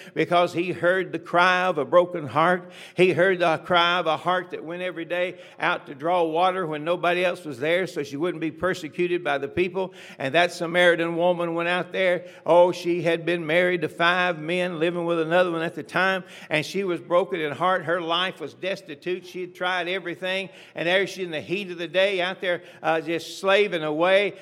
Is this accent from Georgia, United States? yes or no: yes; Atlanta, Georgia, United States; I was born in Atlanta, Georgia, a century ago almost